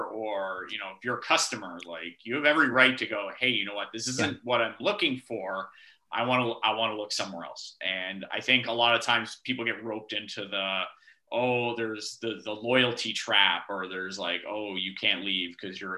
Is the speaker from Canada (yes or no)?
yes; Brampton, Ontario, Canada; I'm from Brampton.